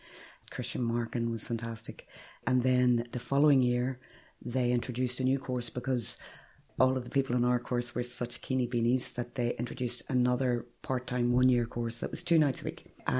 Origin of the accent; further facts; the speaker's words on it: County Armagh, Northern Ireland, United Kingdom; moved away as an adult; also born or lived in Tyrone / Manchester, England; now in Dublin, Ireland; I grew up in County Armagh in a wee village called Mahre. Mm-hmm. It's at the bottom left-hand corner of Lough Neagh.